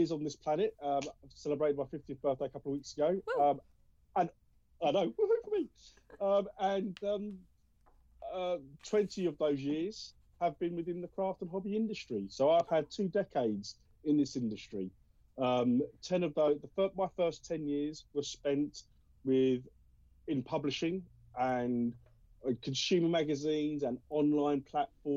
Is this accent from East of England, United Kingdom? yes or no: yes; Colchester, East of England, United Kingdom; I am from Colchester, Essex